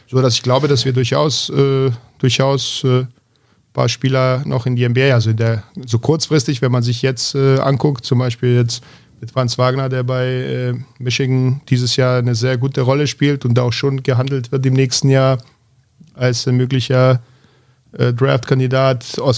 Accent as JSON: {"language": "German", "region": "Berlin", "country": "Germany", "said": "vor allem als Berliner kann man sich an sehr viele äh, extrem talentierte Jungs"}